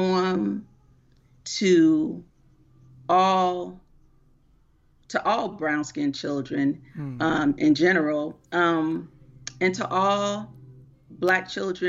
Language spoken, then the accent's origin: English; Miami, Florida, United States; I am originally from Miami, Florida